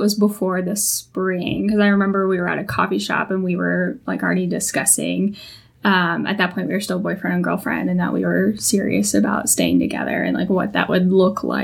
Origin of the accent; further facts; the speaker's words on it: Texas, United States; We're both from Texas